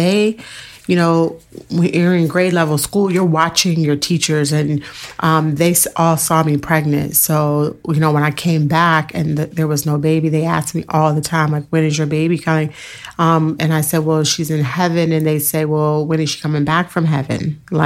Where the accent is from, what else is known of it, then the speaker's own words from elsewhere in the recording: Fairfax County, Virginia, United States; also born or lived in Richmond, Virginia; I grew up in Fairfax County public school system